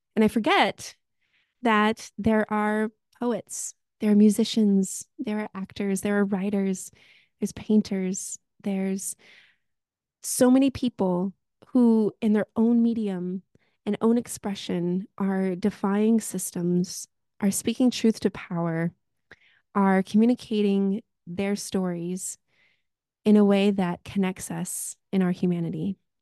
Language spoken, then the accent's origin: English; United States; now in Victoria, Canada; am an immigrant from the United States of America